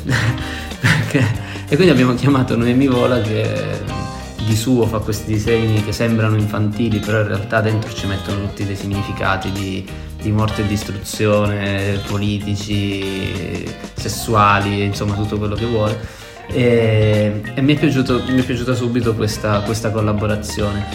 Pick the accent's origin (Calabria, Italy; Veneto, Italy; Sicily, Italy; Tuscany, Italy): Calabria, Italy; sul Mar Tirreno in Calabria, nel mio paesino